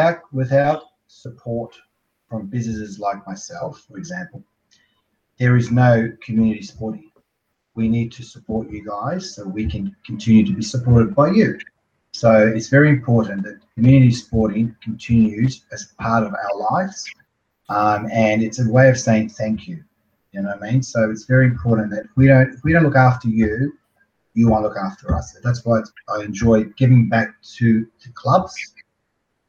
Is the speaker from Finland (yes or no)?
no; Carrum, Victoria, Australia; also born or lived in Beirut, Lebanon; I've grown up most of my life in Carrum